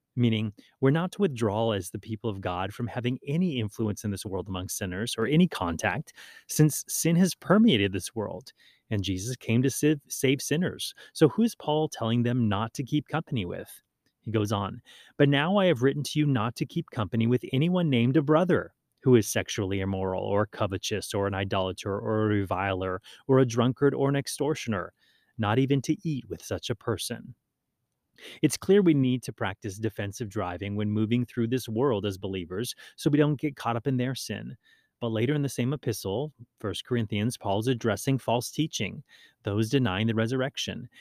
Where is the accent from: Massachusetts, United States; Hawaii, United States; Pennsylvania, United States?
Hawaii, United States; also born or lived in Maui; growing up in Hawaii